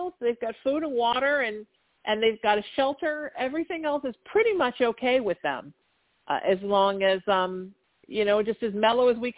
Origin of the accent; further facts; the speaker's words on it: Orange County, Southern California, United States; I grew up in Orange County in the 80s